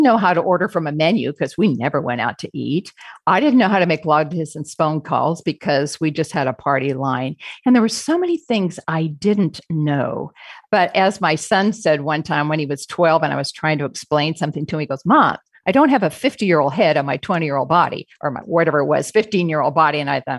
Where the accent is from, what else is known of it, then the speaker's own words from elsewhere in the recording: Phoenix, Arizona, United States; We're from Phoenix, Arizona, but we always make sure we get to see Julie and Johan and the kids.